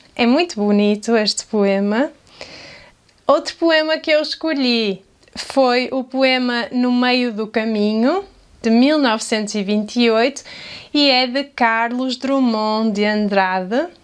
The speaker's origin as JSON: {"language": "Portuguese", "country": "Portugal", "accent": "European Portuguese", "said": "com o meu sotaque em português de Portugal"}